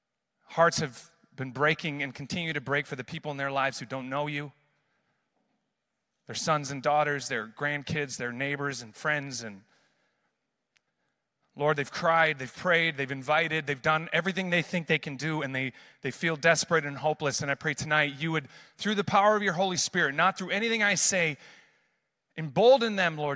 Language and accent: English; Amsterdam, North Holland, Netherlands; growing up in missions my whole life, born and raised in Amsterdam, seeing the power of God outside of the church.